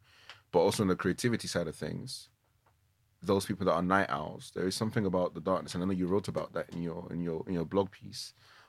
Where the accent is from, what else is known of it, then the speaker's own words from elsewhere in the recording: Nigeria; Being a kid growing up in Nigeria, especially in boarding school, darkness was, there's no escaping it.